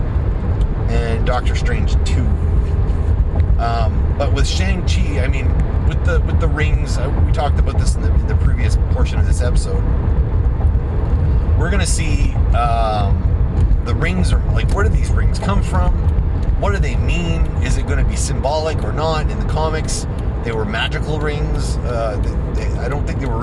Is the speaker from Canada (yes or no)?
yes; Canada; As a Canadian